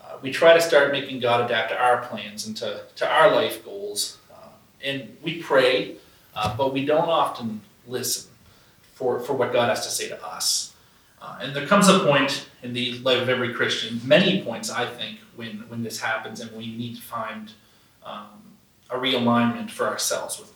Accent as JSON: {"language": "English", "area": "Burke's Corner, near Fredericton", "region": "New Brunswick", "country": "Canada", "tie": "born or raised there", "said": "If you've ever been in the Fredericton area, basically you drive, I'd say like 20 minutes out of town to a place called Burke's Corner."}